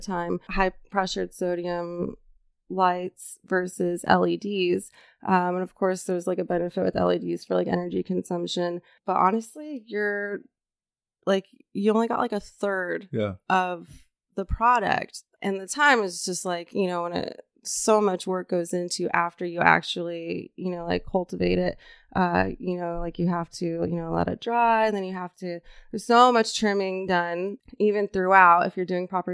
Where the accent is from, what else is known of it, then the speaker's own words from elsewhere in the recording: Yuma, Arizona, United States; now in Los Angeles, United States; I'm from Yuma, Arizona